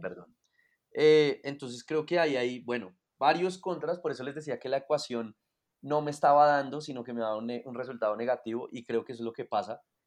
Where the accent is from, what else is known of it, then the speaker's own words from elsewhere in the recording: Colombia; nacimos en Colombia